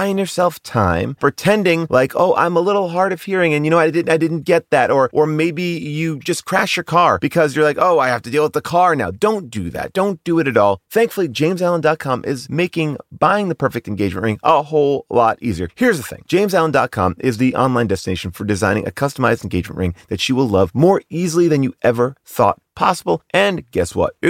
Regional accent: Long Island, New York, United States

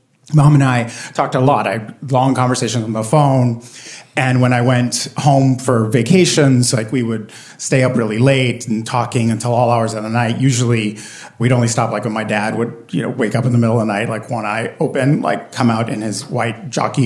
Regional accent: Puerto Rico; So I grew up in Puerto Rico, and my parents are both born and raised on the island.

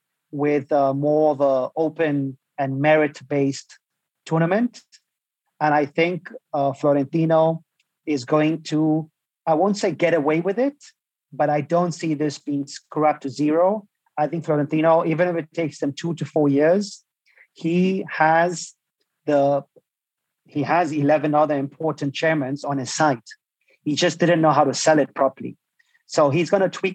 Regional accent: Las Palmas, Canary Islands, Spain; now in Santiago, Chile; I'm from Las Palmas

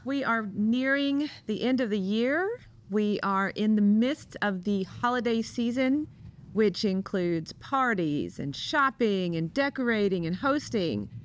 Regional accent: Kentucky, United States; now in St. Louis, United States; my hometown in Kentucky

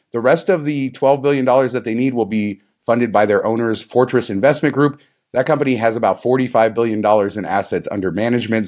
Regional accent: Las Vegas, Nevada, United States; growing up in Las Vegas

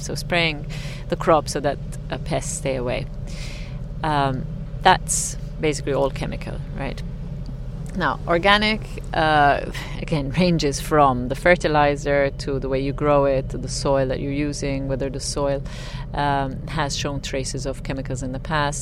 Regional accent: Malta; moved away as an adult; now in Ibiza, Spain; I'm from the island of Malta

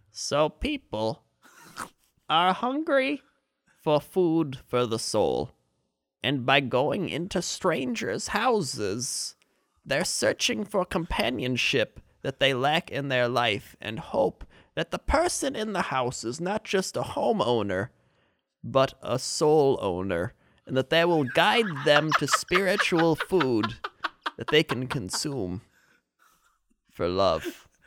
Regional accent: United States; I'm American

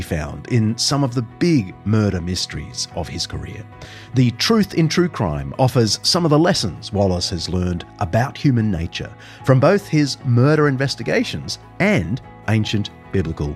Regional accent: New South Wales, Australia; the Blue Mountains of New South Wales, my home state

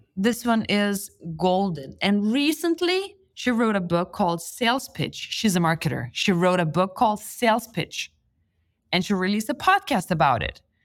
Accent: Lithuania; moved away; I come from Lithuania where it's socially not approved not to go to university.

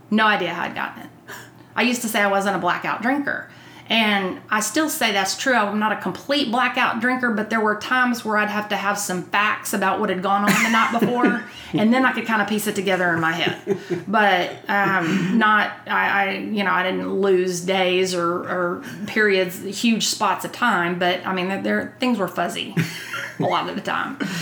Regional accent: Texas, United States; I grew up outside of Fort Worth on Eagle Mountain Lake

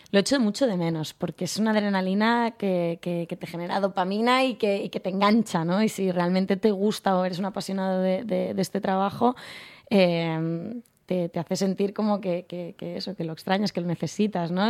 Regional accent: Segur de Calafell, Catalonia, Spain; also born or lived in Barcelona; yo soy de un pueblo a 40 minutos de Barcelona, de Segur de Calafell. Mm. Me he criado ahí hasta los 18.

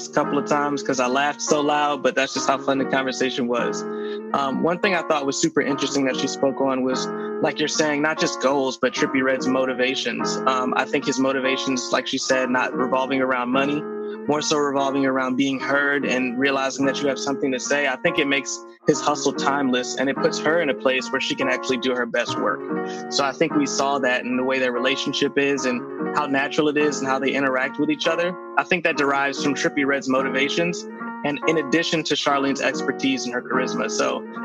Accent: Baltimore, Maryland, United States; Baltimore, like where I'm from

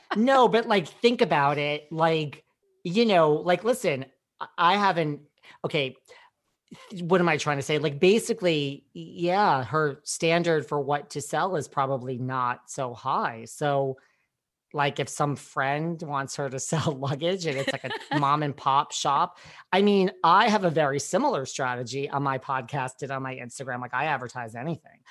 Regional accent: New York, United States; I'm from New York

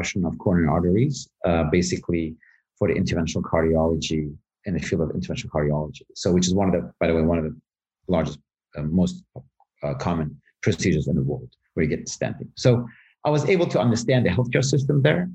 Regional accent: Germany; also born or lived in Tehran, Iran / Knoxville, United States; I was born in Tehran. I was quite young, almost a baby, and where we decided to move to Germany.

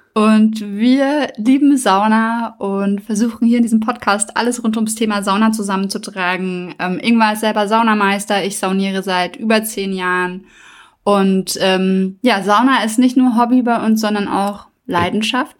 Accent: Germany; wir als Deutsche

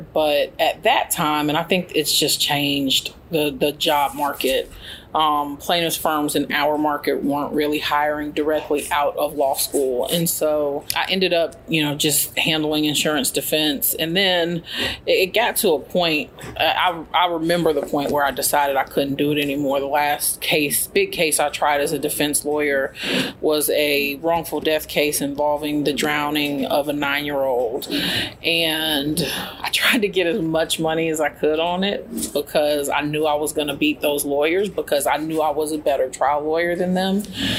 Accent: White Sands Missile Range, New Mexico, United States; also born or lived in Tallahassee / Germany / Netherlands; So I'm an Army brat. I was born in Tallahassee, Florida, but grew up in Germany, Holland, and White Sands Missile Range, New Mexico.

